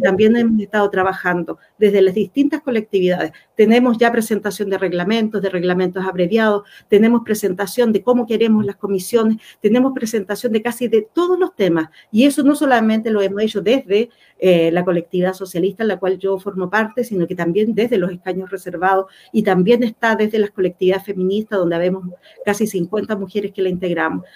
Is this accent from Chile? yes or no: yes; Chile; Acá somos todos chilenos y chilenas